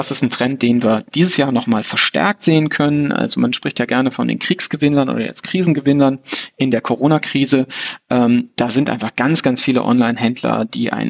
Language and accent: German; North Rhine-Westphalia, Germany; ich bin am Niederrhein aufgewachsen, dass wir dann nach Krefeld gefahren sind zum, zum Kaufhof